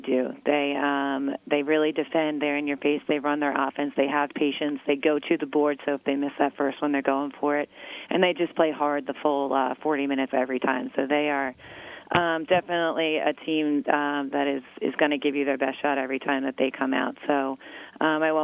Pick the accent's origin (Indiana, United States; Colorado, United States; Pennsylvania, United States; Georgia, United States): Pennsylvania, United States; Philadelphia area; also born or lived in Scranton, Pennsylvania; my hometown is in this area, kind of like Adrian just said. So I grew up in this area